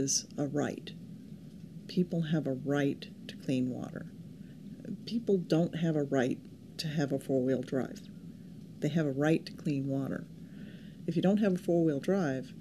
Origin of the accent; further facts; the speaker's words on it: California, United States; I grew up in California, and a place where we have less than 10 inches of rain a year